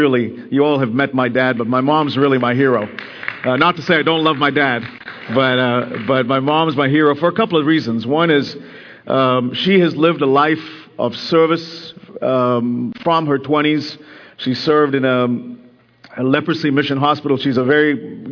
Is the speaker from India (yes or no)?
yes; India; moved away; I have just got back from spending 2 weeks in my home country, India